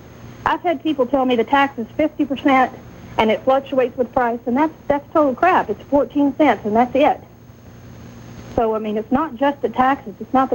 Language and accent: English; United States; now in Canada; I'm an American